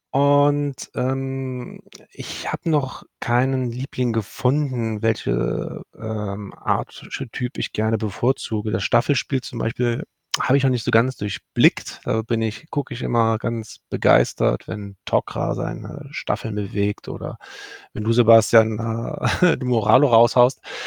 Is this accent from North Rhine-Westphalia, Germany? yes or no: yes; Cologne, North Rhine-Westphalia, Germany; bin in gebürtiger Kölner und wohnhaft in Köln